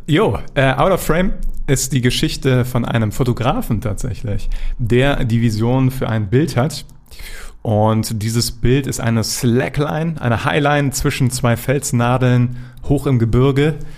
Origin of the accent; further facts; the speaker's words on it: Germany; als Deutscher